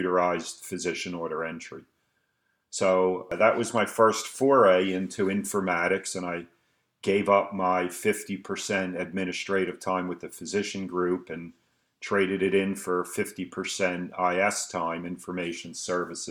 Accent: Philadelphia, Pennsylvania, United States; moved away as an adult; now in Allentown, United States; born and raised in Philadelphia and educated in Philadelphia.

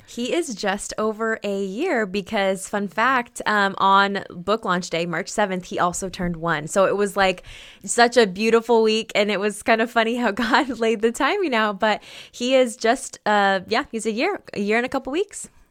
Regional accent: Oregon, United States; born and raised in Oregon

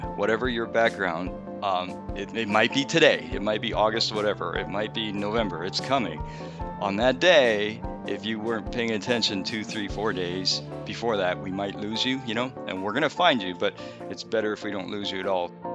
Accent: Canada; also born or lived in Japan; I was born in Japan. I'm not gonna go too far back, but we moved to Canada when I was, uh, between third and fourth grade. So, I went, I did most of my school in Canada

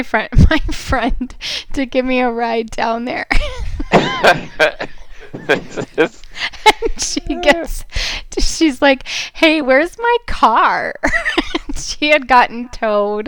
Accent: United States; moved away as an adult; also born or lived in Wisconsin / Minnesota / Alaska / Washington, D.C.; I grew up in Wisconsin, Minnesota. I've lived in Alaska, D.C.

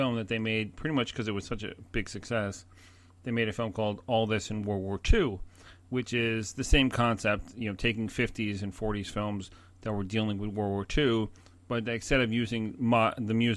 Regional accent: New Jersey, United States; I'm from Jersey

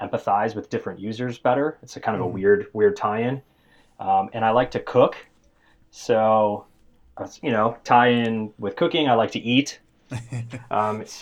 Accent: Chicago, Illinois, United States; also born or lived in Ames, Iowa; I was born and raised here in Chicago

